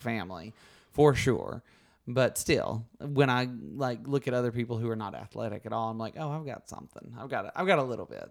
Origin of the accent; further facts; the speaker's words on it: Alabama, United States; accent: Southern; moved away as an adult; where I grew up in Alabama